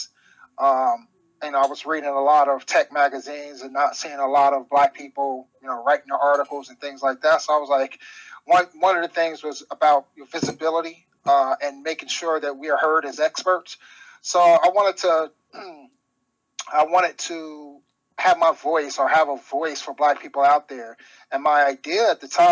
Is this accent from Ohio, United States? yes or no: yes; Cincinnati, Ohio, United States; born and raised in Cincinnati, Ohio. Like I said, been here all my life.